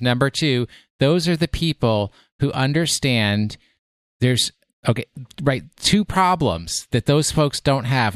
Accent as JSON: {"language": "English", "region": "New York", "country": "United States", "said": "I am from New York"}